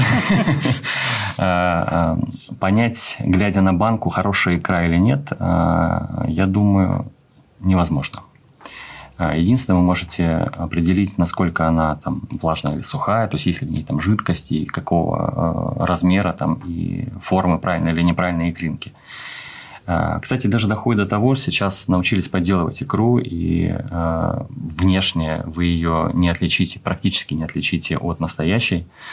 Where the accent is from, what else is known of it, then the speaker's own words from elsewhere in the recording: Khabarovsk, Khabarovsk Krai, Russia; moved away as an adult; now in Moscow, Russia; Родился я на Дальнем Востоке, в Хабаровске